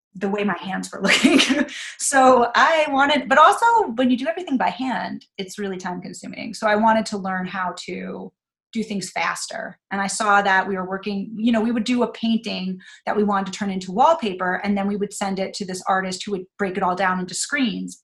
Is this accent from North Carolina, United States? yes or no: no; New York, United States; also born or lived in Chicago; I wanted to live in New York and I was from New York